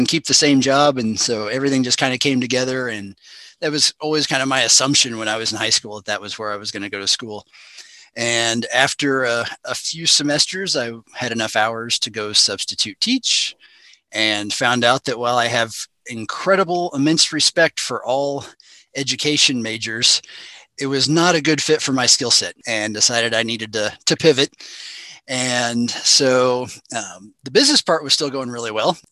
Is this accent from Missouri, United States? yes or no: yes; Burlington Junction, Missouri, United States; I'm originally from Burlington Junction. So I'm about 15 to 20 minutes northwest of Maryville